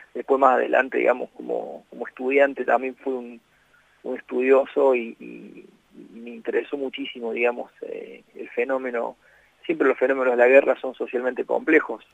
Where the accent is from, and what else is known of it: Argentina